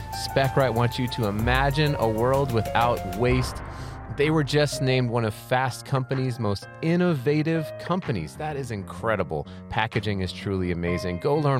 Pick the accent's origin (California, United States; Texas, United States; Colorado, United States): Colorado, United States; Colorado Springs; now in Fort Collins, United States; Yeah, we're both from Colorado Springs, and then at the time we're living in Fort Collins because we got married right after we went to Colorado State.